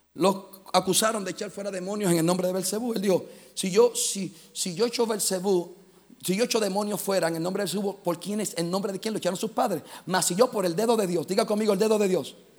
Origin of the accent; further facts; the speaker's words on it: Puerto Rico; Soy boricua. Soy caribeño.